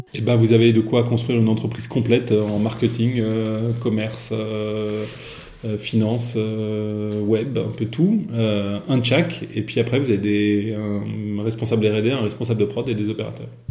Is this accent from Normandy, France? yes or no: no; Versailles, Île-de-France, France; j'ai grandi à Versailles